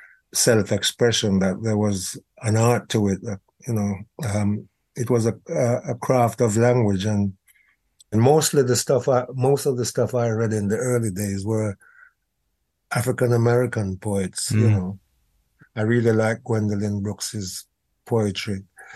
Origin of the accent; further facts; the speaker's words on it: England, United Kingdom; felt this need to articulate the experiences of my generation growing up in England in a racially hostile environment.